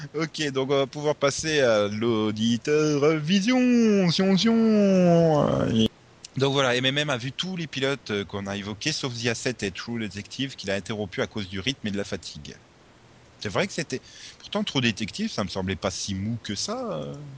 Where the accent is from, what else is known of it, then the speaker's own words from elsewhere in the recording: Audun-le-Tiche, Grand Est, France; je viens de la même ville que le, notre ministre de la Culture